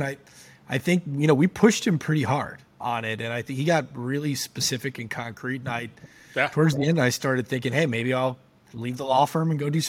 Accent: Michigan, United States; I grew up in Michigan.

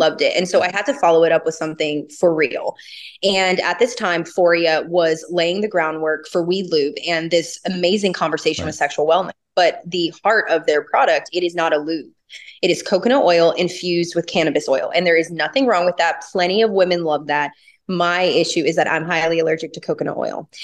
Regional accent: Los Angeles, California, United States; also born or lived in the South (US); I grew up in Los Angeles and I started working at a dispensary at 18.

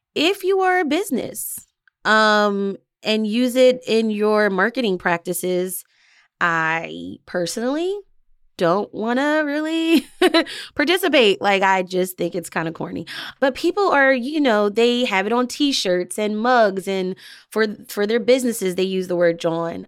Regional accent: Delaware County, Pennsylvania, United States; also born or lived in northern New Jersey; now in Philadelphia, United States; I actually grew up in Delco, Delaware County, uh, so it's outside of Philadelphia

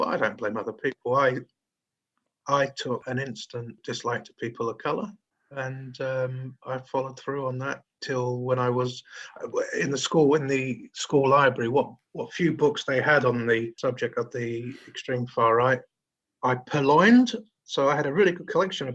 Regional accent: London, United Kingdom; I grew up in Lee, which is in Lewisham, southeast London.

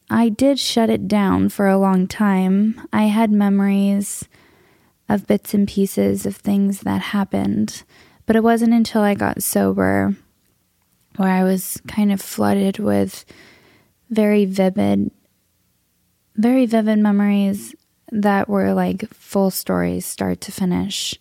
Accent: Southern California, United States; I grew up in Southern California. I'm a SoCal native

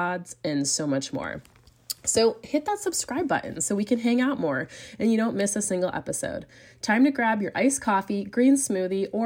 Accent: United States; moved away as an adult; now in Europe; I'm also an American mama raising a family in Europe with my incredible Belgian husband

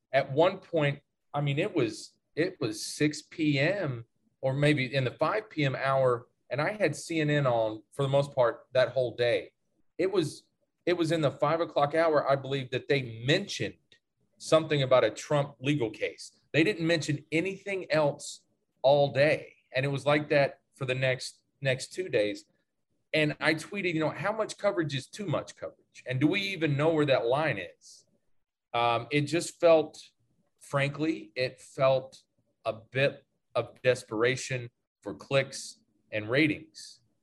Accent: the South, United States; growing up in the South

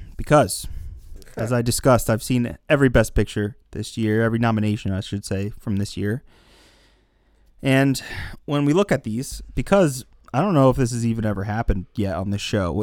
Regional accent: Pennsylvania, United States; I'm from Pennsylvania, currently live in Pennsylvania, not too far from Lancaster

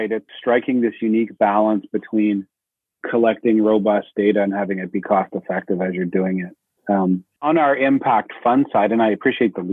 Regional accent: Manitoba, Canada

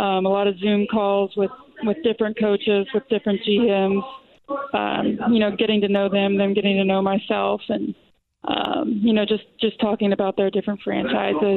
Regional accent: Louisville, Kentucky, United States; I grew up in Louisville

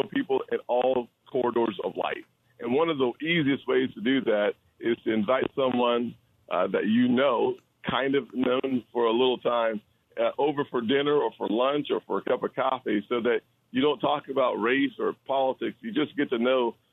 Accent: the South, United States; I'm from the South

